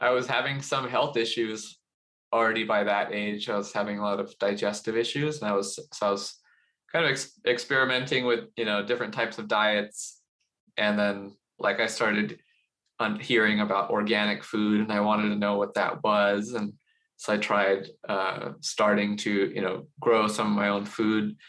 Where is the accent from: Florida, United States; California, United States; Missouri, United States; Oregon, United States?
California, United States; Los Angeles; I was born in Los Angeles, in the suburb of Los Angeles, heavily Asian American suburb of Los Angeles. And I grew up in a very, I don't know what you might describe as like a safe and very insulated community